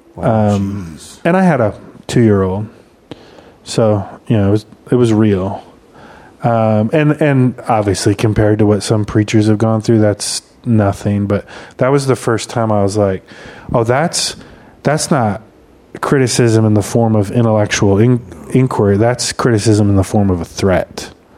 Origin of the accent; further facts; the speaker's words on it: Michigan, United States; moved away; where I grew up in Michigan